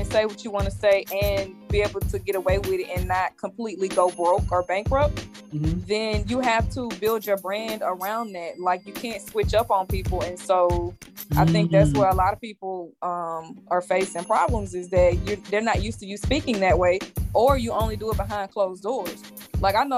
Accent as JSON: {"language": "English", "region": "Louisiana", "country": "United States", "said": "we're all from Louisiana"}